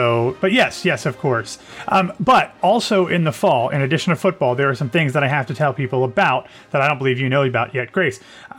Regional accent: Central Ohio, United States; I grew up in Central Ohio, the son of two Buckeyes. I was the 20th member of my extended family to go to Ohio State.

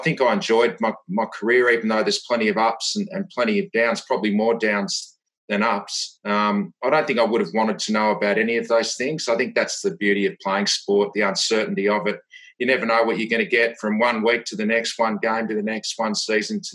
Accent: Devonport, Tasmania, Australia; I grew up in Tasmania in a small town, Devonport, 25,000 people

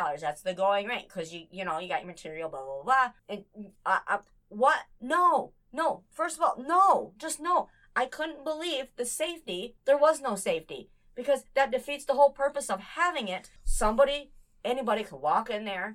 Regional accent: United States; I'm American as they can get

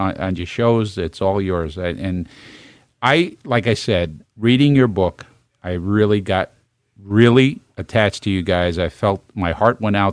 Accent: New York City, New York, United States; I'm from Brooklyn.

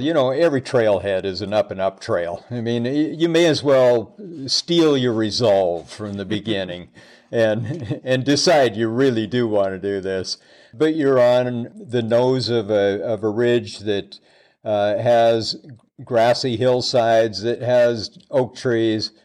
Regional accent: Seattle, Washington, United States; moved away; I grew up in Seattle as well

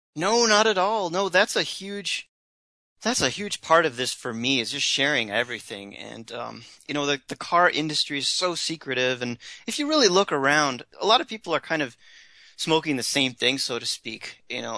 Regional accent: Rochester, New York, United States; Growing up in Rochester, New York

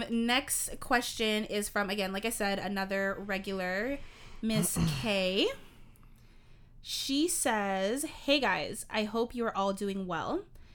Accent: Toronto, Ontario, Canada; Because I have a friend who was born and raised in Toronto, Ontario, just like myself.

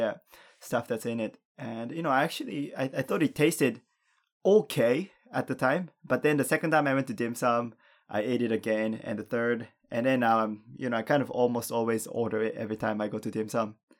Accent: Japan; also born or lived in Canada; growing up in Japan

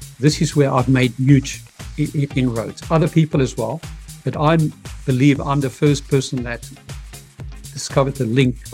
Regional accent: South Africa; I'm from Africa, South Africa, victorious Africa, the heart of apartheid

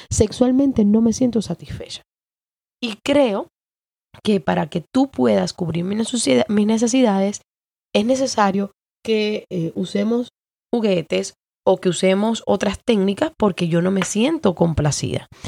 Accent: Cuba; Entonces yo tiraba mis canitas al aire como buena cubana

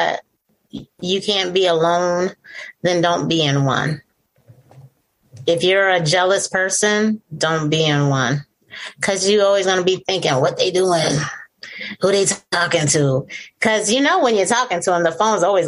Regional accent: Syracuse, New York, United States; I'm still from Syracuse

